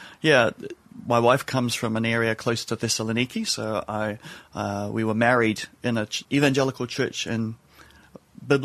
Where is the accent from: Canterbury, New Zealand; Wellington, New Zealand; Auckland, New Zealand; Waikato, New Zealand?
Waikato, New Zealand; Cambridge; accent: New Zealand; moved away as an adult; also born or lived in Malaysia; now in London, United Kingdom; the accent comes from New Zealand. So I grew up in New Zealand.